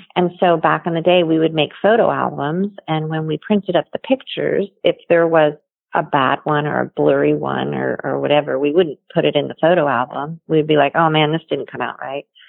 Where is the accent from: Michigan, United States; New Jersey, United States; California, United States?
New Jersey, United States; Toms River; I grew up in New Jersey, down at the Jersey Shore in a little town called Toms River.